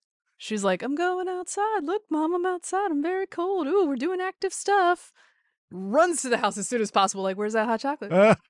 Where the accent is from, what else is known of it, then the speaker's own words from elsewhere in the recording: North Carolina, United States; Still, as a Southerner, I do not always have the proper equipment.